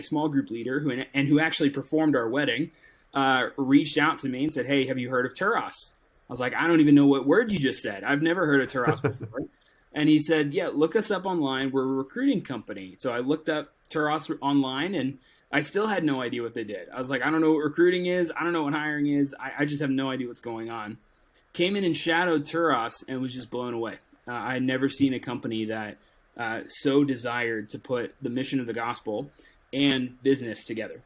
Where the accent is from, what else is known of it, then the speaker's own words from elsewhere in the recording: Tampa, Florida, United States; I'm originally from Tampa, Florida. So born and raised a Tampa Bay, Bucks fan.